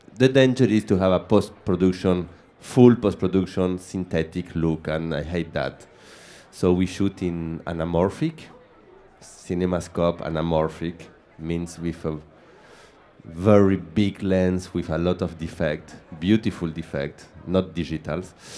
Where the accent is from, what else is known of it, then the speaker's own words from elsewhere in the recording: Argentina; English is a second language; now in Paris, France; I am from Argentina, so I am a guy who live upside down in Paris